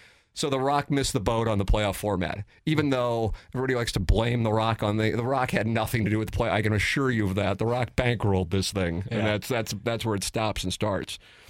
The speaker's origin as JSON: {"language": "English", "town": "St. Louis", "region": "Missouri", "country": "United States", "said": "I call it stuffing. I'm from South City."}